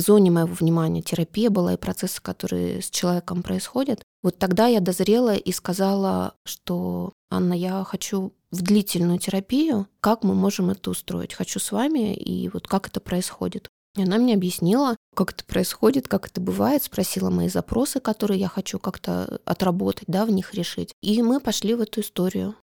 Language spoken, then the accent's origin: Russian; Republic of Karelia, Russia; Я родом из Карелии.